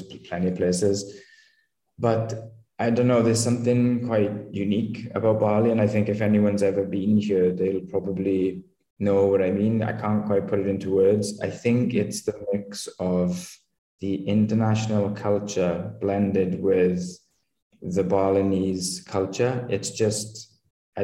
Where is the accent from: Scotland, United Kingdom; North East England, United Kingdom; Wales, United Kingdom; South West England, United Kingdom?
Wales, United Kingdom; moved away as an adult; I'm originally from Wales in the UK